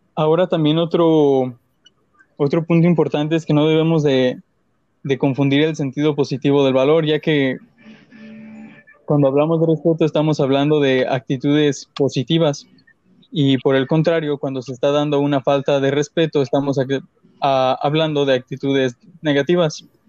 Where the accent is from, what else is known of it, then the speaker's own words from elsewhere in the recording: Mexico; nosotros como mexicanos